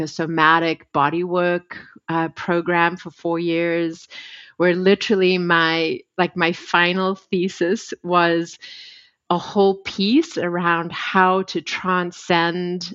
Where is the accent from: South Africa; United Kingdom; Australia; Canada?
South Africa; I was born white in South Africa in apartheid.